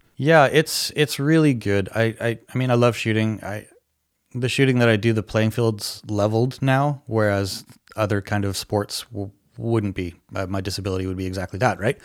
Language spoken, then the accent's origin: English; Canada; as a Canadian citizen